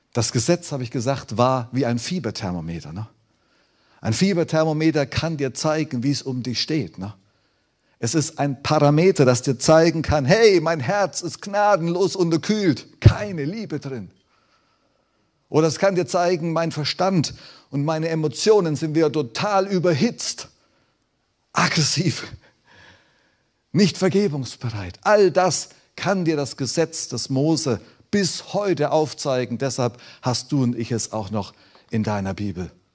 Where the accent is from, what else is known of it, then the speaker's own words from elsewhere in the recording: Germany; wir Deutsche